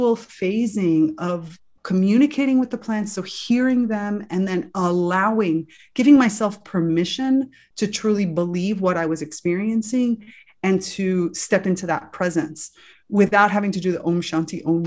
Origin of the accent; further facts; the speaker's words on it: South Florida, United States; I grew up in South Florida, you know, lots of beach, lots of sun